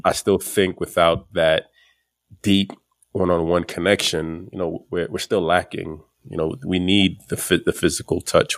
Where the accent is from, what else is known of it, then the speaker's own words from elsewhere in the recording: New York City, New York, United States; I grew up in Flatbush, Brooklyn, which is predominantly the West Indian